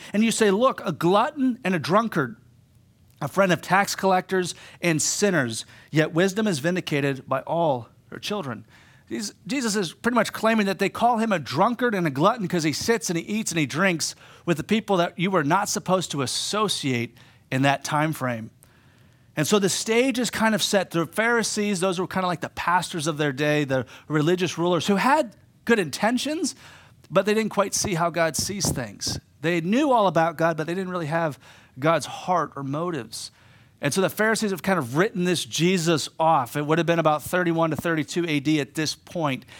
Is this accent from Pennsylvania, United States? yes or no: yes; Pittsburgh, Pennsylvania, United States; moved away as an adult; also born or lived in East Homer, New York; now in Homer, United States; I'm from Pittsburgh originally.